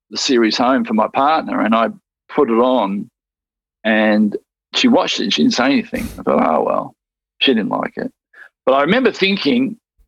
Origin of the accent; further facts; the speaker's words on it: Melbourne, Victoria, Australia; I just went to Strathmore High in the northern suburbs of Melbourne